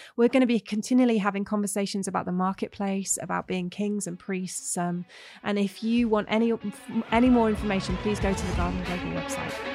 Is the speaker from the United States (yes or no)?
no; England, United Kingdom; moved away as an adult; I'm English